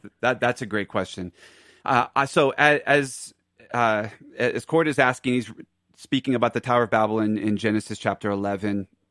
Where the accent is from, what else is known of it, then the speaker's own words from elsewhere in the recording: Philadelphia, Pennsylvania, United States; now in Aurora, United States; I'm from Philadelphia, so that's, that's my home